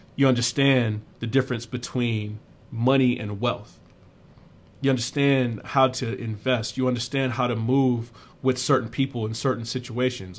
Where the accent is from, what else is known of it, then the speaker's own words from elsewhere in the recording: South Carolina, United States; moved away; I grew up in South Carolina